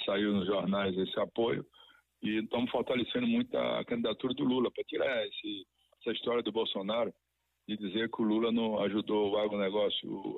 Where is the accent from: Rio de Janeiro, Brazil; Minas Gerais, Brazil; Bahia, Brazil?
Bahia, Brazil; Rui Barbosa; also born or lived in Feira de Santana; Eu sou muito feirense também, sou de Rui Barbosa